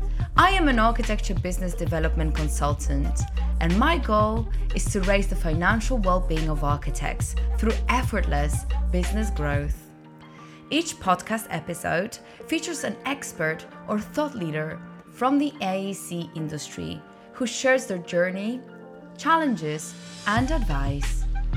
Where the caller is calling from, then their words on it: Catalonia, Spain; I'm in northern part of Spain in Costa Brava.